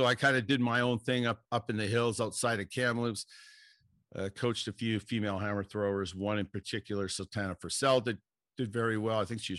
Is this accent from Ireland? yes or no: yes; Ireland; being Irish